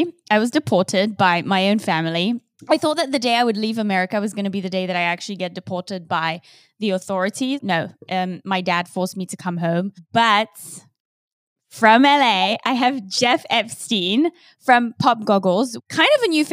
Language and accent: English; England, United Kingdom; I'm English